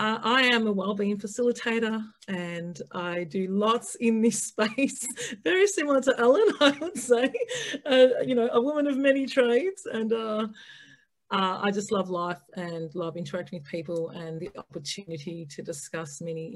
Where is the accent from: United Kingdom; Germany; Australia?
Australia; I am actually an Aussie, so I would actually say g'day mate as well.